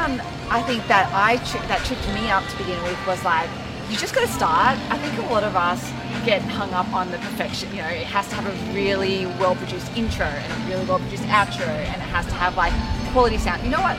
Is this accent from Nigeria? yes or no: no; Australia; accent: Aussie; But that's my Aussie accent.